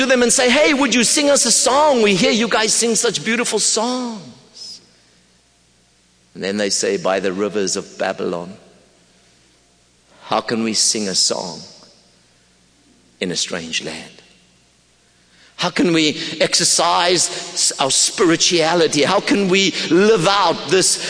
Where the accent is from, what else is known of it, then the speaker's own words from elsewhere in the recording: Pretoria, Gauteng, South Africa; I come from Pretoria, South Africa